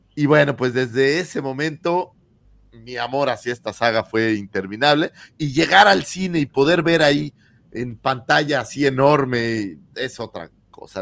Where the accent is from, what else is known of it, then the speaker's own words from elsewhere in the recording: Mexico City, Mexico; moved away; nuestra queridísima Ciudad de México, para los que somos allá chilangos